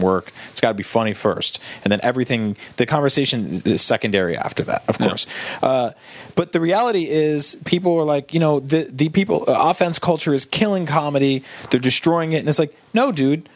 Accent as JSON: {"language": "English", "region": "New Jersey", "country": "United States", "tie": "born or raised there", "said": "Because I grew up in New Jersey."}